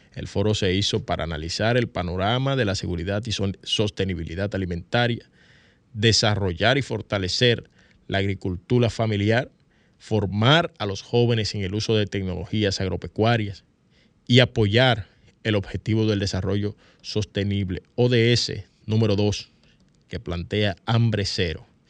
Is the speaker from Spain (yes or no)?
no; Dominican Republic; casi todos los dominicanos y dominicanas tenemos un celular